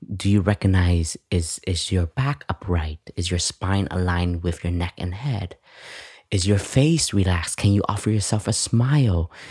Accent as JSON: {"language": "English", "country": "Canada", "tie": "born or raised there", "said": "I grew up in Canada"}